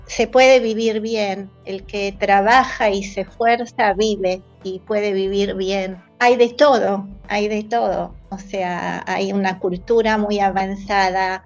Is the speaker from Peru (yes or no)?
no; Argentina; moved away as an adult; now in Israel; acá en el kibutz somos unos cuantos argentinos